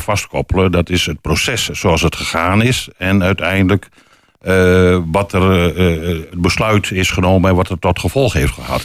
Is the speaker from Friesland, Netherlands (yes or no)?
yes; Friesland, Netherlands; now in Hengelo, Netherlands; terug te gaan naar Friesland. Naar mijn geboortegrond.